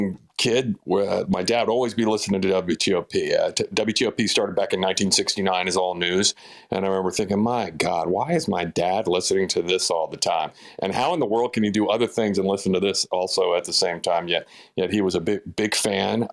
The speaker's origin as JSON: {"language": "English", "area": "eastern Fairfax County", "region": "Northern Virginia", "country": "United States", "tie": "born or raised there", "also_born_or_lived": "Washington, D.C.", "said": "raised out in Northern Virginia, just about 5 miles outside of D.C. in eastern Fairfax County"}